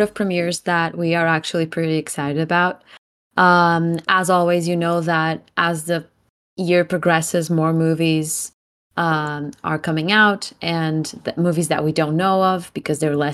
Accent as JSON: {"language": "English", "country": "Portugal", "said": "I'm … from Portugal"}